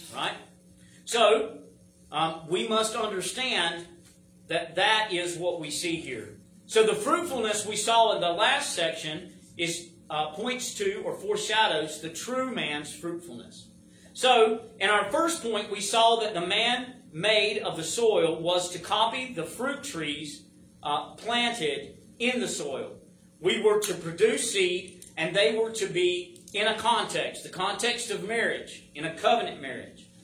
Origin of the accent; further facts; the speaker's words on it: United States; I'm an American